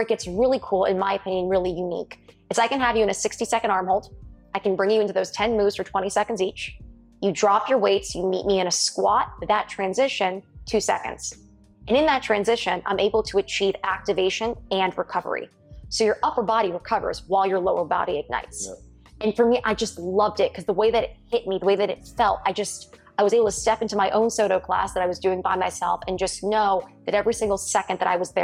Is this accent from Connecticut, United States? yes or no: yes; Connecticut, United States; I'm from Connecticut.